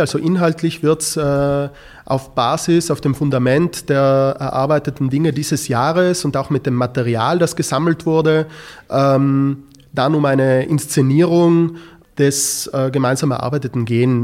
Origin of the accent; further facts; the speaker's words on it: South Tyrol, Trentino-Alto Adige, Italy; ich bin in einer Grenzregion aufgewachsen, dadurch ist das Thema der, die Frage der nationalen Identität etwas, das mich äh, von Kind an begleitet hat